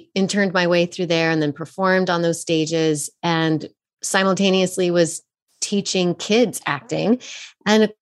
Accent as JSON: {"language": "English", "town": "Fort Collins", "region": "Colorado", "country": "United States", "tie": "born or raised there", "also_born_or_lived": "San Francisco", "moved": "as an adult", "said": "I took acting classes at this little studio where I grew up in Fort Collins, Colorado."}